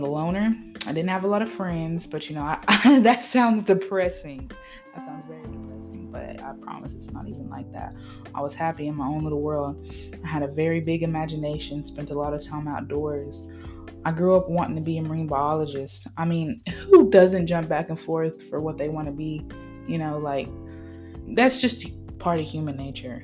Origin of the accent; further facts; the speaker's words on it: Tennessee, United States; also born or lived in Vermont; I was born in Vermont, raised in Tennessee. I've lived all over the place